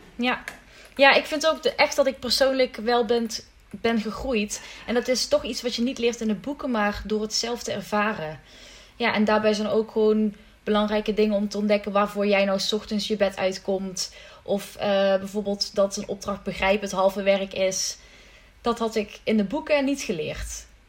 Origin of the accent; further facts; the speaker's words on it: Limburg, Netherlands; ik ben een Limburgse dame